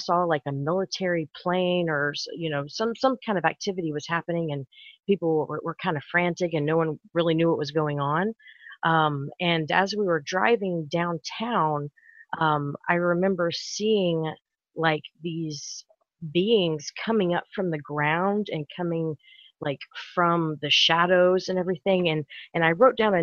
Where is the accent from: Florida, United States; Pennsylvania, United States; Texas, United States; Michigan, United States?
Texas, United States; Houston; I'm from Houston, Texas